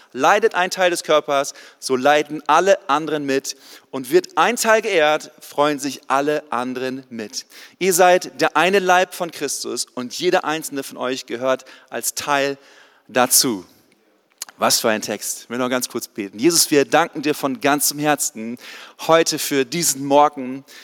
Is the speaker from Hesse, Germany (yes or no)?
no; East Frisia, Lower Saxony, Germany; moved away; also born or lived in Swabia / Canada; Ich komme eigentlich aus Ostfriesland, da ganz oben an der Nordseeküste, wo es keine Berge gibt